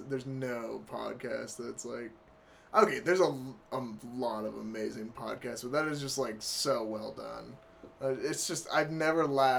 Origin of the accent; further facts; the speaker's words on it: Star, Idaho, United States; No, I'm from Star.